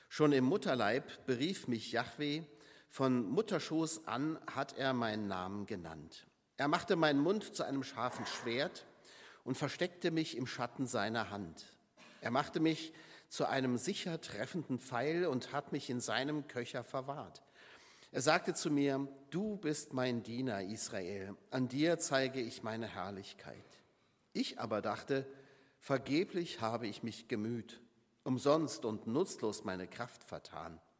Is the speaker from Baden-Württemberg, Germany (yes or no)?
no; Saarland, Germany; Ich komme ja aus dem Saarland und das Saarland ist eines der kleinsten Länder in Deutschland